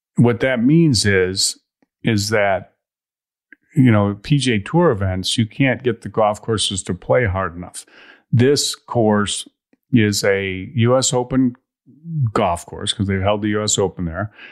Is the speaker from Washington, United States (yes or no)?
no; Chicago, Illinois, United States; moved away; I grew up in Chicago area